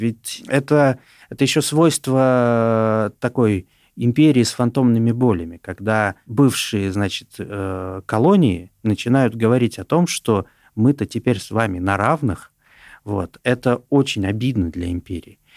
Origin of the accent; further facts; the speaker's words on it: Kazakhstan; moved away as an adult; now in Russia; я тоже трудовой мигрант, я еще не получил гражданство России, я из сам из Казахстана.